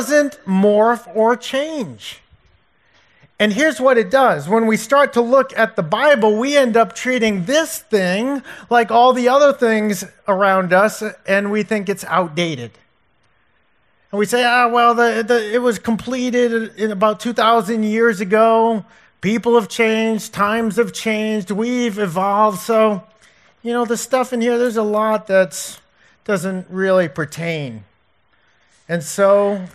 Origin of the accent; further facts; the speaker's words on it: Providence, Boston, New England, United States; my hometown area, Providence, Boston